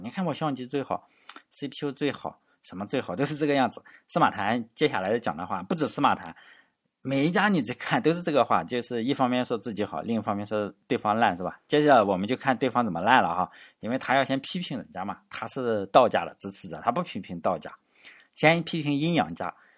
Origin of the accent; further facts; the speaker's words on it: Shandong, China; 作为山东人的话